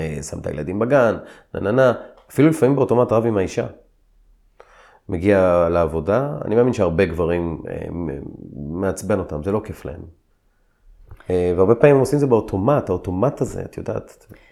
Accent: Israel; אני כיהודי, כישראלי

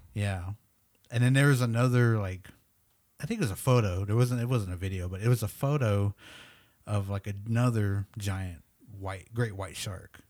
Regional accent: Oklahoma, United States; first language English; we're from Oklahoma.

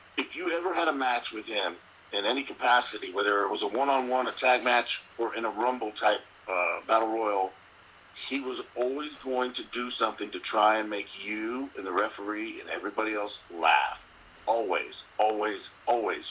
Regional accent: Miami, Florida, United States; I grew up down in Florida. I grew up in Miami, Florida

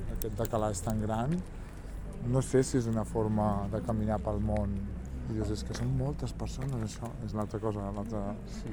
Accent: Sabadell, Catalonia, Spain; jo sóc sabadellenca

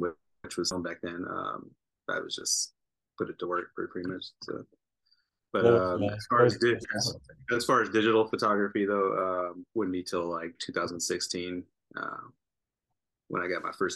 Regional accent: Fresno, California, United States; moved away as an adult; now in Orange County, United States; I'm originally from Fresno

